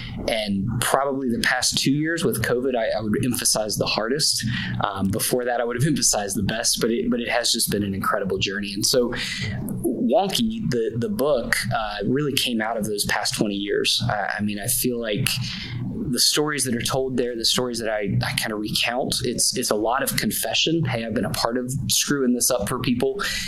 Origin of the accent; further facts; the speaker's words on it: North Central West Virginia, United States; I grew up in North Central West Virginia and live right in the spot where I grew up. My wife and I moved back here about 10 years ago to plant a church.